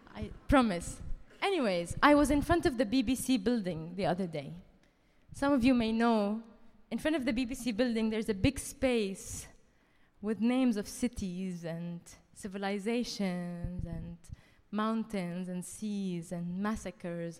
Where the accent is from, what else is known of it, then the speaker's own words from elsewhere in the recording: Dubai, United Arab Emirates; moved away as an adult; also born or lived in France; now in London, United Kingdom; I was born in Dubai to Palestinian parents